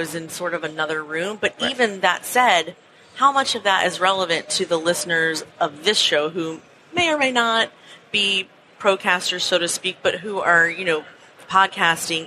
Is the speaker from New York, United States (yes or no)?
yes; Long Island, New York, United States; moved away; I grew up in Long Island